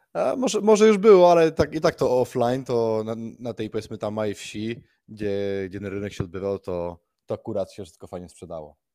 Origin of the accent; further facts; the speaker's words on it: Majorca, Balearic Islands, Spain; moved away as an adult; now in Gold Coast, Australia; się urodziliśmy w Hiszpanii na Majorce